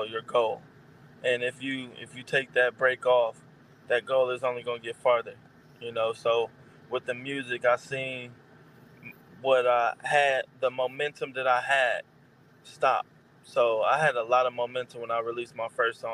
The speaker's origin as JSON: {"language": "English", "town": "Milwaukee", "region": "Wisconsin", "country": "United States", "moved": "yes", "lives_now": "Arizona, United States", "said": "I live in Arizona now, but I'm originally from Milwaukee"}